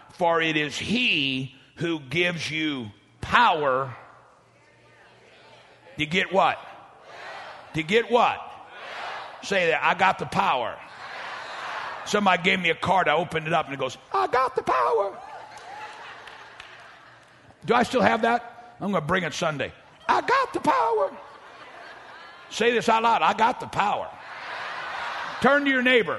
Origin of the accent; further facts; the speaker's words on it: St. Louis, Missouri, United States; now in Dallas, United States; I grew up in South St. Louis